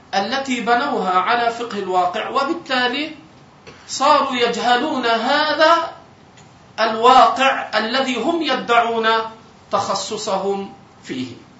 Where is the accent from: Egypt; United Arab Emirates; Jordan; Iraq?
Egypt; عندنا في مصر